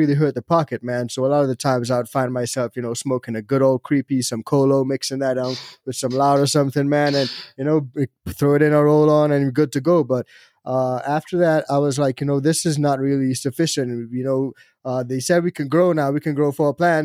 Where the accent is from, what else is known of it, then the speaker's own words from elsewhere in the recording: Trinidad & Tobago; moved away as an adult; now in Colorado, United States; I'm actually from Trinidad and Tobago